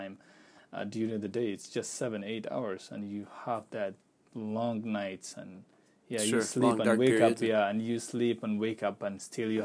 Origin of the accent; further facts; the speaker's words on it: Pakistan; English is a second language; moved away as an adult; also born or lived in Turkey; now in Minnesota, United States; I used to live in Pakistan and I'm working in Turkey